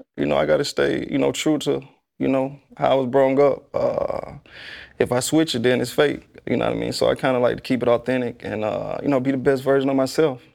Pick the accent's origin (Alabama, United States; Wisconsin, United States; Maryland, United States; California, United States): Alabama, United States; Tuscaloosa; I'm from Tuscaloosa